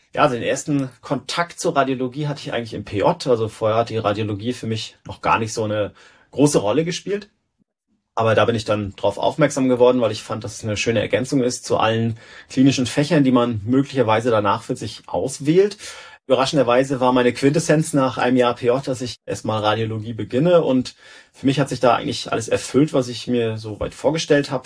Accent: Rostock, Mecklenburg-Vorpommern, Germany; also born or lived in Berlin, Germany / Stockholm, Sweden; Dann hat's mich zurück nach Rostock wieder gebracht, in meine Heimatstadt

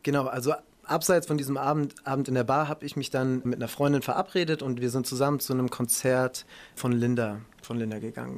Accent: Ludwigshafen, Rhineland-Palatinate, Germany; Ludwigshafen, wo ich aufgewachsen bin

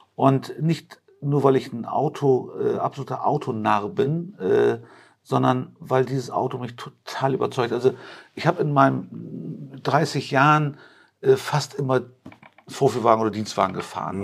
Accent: Hamburg, Germany; also born or lived in Turkey; now in Rosengarten, Germany; ich bin ja äh, gebürtig türkisch, aber ich bin ein Hamburger Jung. Ich war ja. seit meinem dritten Lebensjahr bin ich also in Hamburg groß geworden, in Eimsbüttel

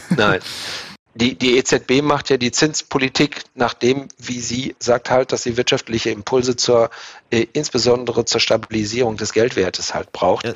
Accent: Germany; als Deutsche

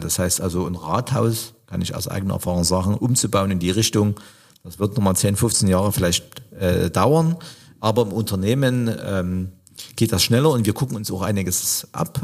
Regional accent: Chemnitz, Saxony, Germany; also born or lived in East Germany (GDR); als Chemnitzer

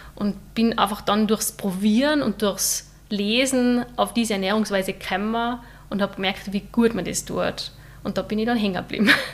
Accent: St. Johann in Tirol, Tyrol, Austria; ich komme aus St. Johann in Tirol

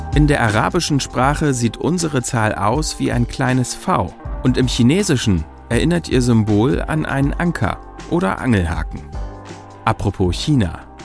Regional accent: Germany; bei uns in Deutschland

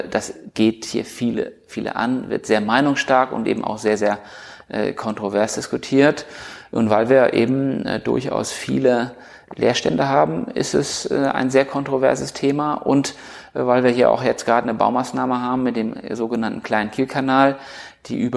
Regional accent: Schleswig-Holstein, Germany; wenn man Kieler und Kielern spricht und ich komme aus dem Kieler Umland, jeder hat so seine sentimentalen Geschichten

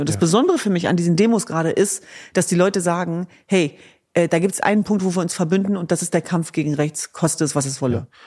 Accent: Hanover, Lower Saxony, Germany; In Hannover Linden, meiner Heimatstadt

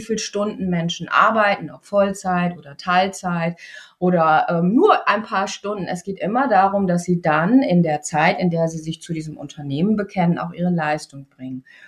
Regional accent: East Frisia, Lower Saxony, Germany; in Ostfriesland, da wo ich groß geworden bin

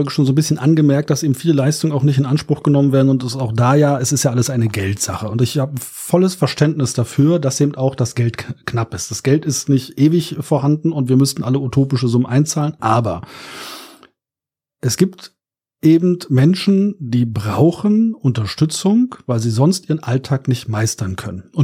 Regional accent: Berlin, Germany; Ich komme aus Berlin, ne? Aus Neukölln

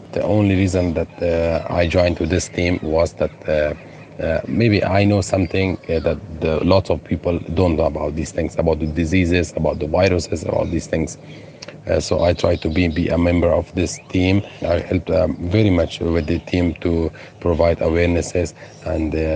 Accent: Afghanistan; English is a second language; moved away as an adult; also born or lived in Moria camp, Lesbos, Greece; now in Lesbos, Greece; from Afghanistan, and I live with my family

